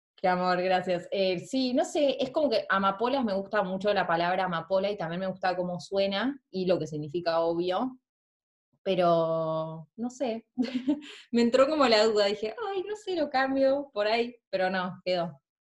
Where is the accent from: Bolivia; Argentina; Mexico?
Argentina; moved away as an adult; now in New Zealand; soy de Argentina, ahora estoy en Nueva Zelanda en este momento, hace un año y medio